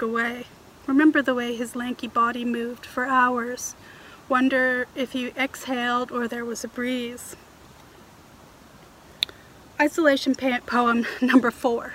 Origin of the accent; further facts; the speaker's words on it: Toronto, Ontario, Canada; moved away as an adult; now in Vancouver Island, Canada; where I grew up in Toronto